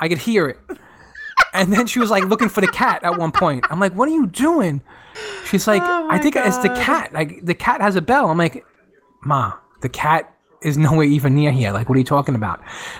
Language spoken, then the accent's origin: English; Jamaica; I'm from Jamaica, actually